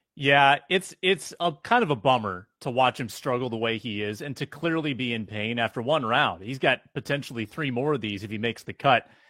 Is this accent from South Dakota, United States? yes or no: yes; Sioux Falls, South Dakota, United States; also born or lived in Duluth, Minnesota; Sioux Falls, which is basically where I grew up as well mm-hmm. after I moved from Duluth